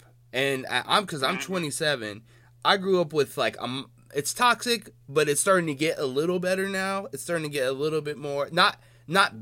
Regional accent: Seattle, Washington, United States; Seattle's predominantly white, man. It's like 7% black, and I was raised here.

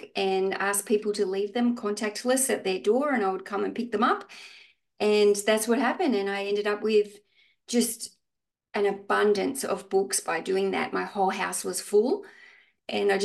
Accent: Australia; I'm from Australia.

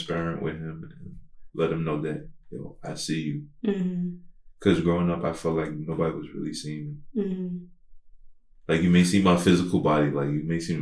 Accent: United States; I grew up in the States

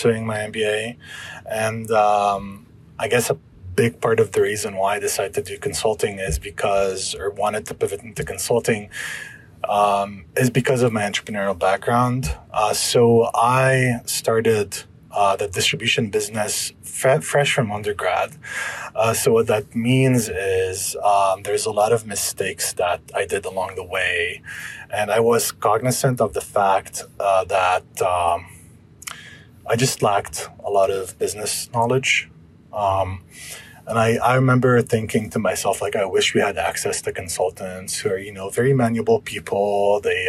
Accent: Lebanon; moved away; I'm originally from Lebanon.

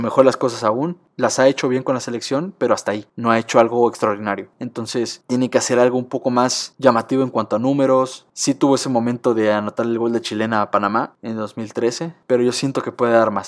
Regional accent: Mexico; como mexicanos

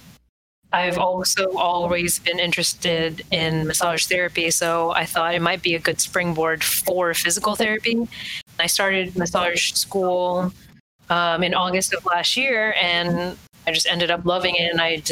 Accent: California, United States; moved away as an adult; also born or lived in New York / Louisiana; now in Vermont, United States; I'm originally from California.

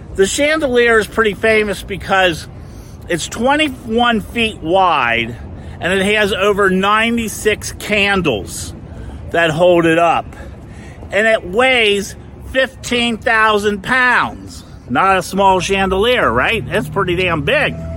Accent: Cincinnati, Ohio, United States; moved away as an adult; now in Fort Lauderdale, United States; this is where I was born and raised and lived here until I was about 40 something years old

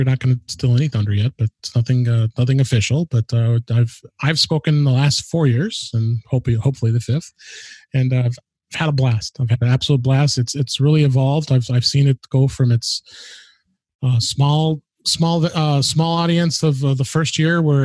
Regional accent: Chicago, Illinois, United States; it's in Woodstock, Illinois, which is just outside of Chicago, my hometown

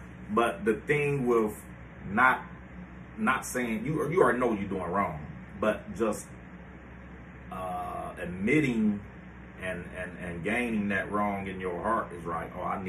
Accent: Cleveland, Ohio, United States

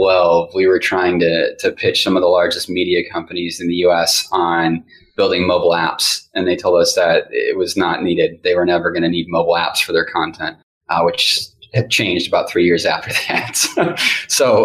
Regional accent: Midwest, United States; moved away; also born or lived in Texas; I know from growing up in the Midwest

